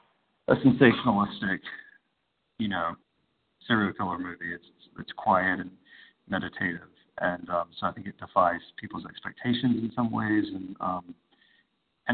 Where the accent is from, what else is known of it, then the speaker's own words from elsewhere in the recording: Birmingham, Alabama, United States; moved away as an adult; also born or lived in New York City; now in New York, United States; I'm 44 years old, and I grew up in Birmingham